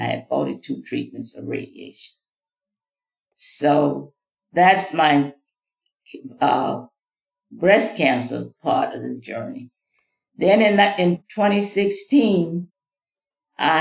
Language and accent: English; Mississippi, United States; now in Florida, United States; I was born in Mississippi, came from a large family. I'm the 11th of 15 children.